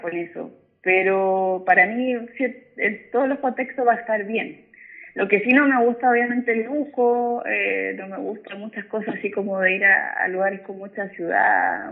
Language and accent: Spanish; San Bernardo, Santiago Metropolitan Region, Chile; Yo soy de San Bernardo, yo vivo en la comuna de San ah, Bernardo.